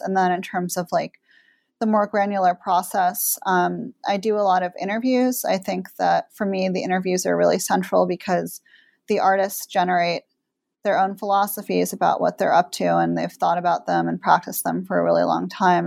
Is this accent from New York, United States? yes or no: yes; New York, United States; I grew up in New York